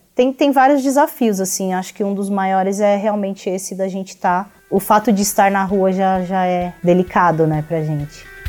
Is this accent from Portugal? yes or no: no; Brazil; enquanto brasileiros